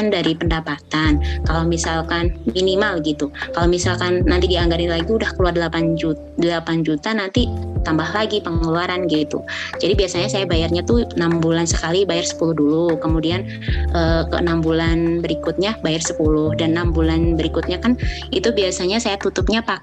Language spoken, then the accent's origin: Indonesian; Java, Indonesia; Lalu uh, buat bikin rumah di Jawa karena saya kan asli Jawa.